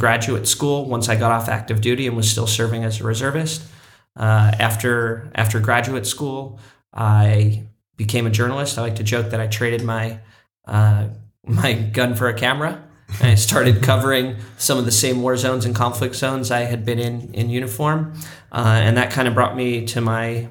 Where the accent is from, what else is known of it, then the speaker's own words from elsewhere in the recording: Santa Cruz, California, United States; my hometown of Santa Cruz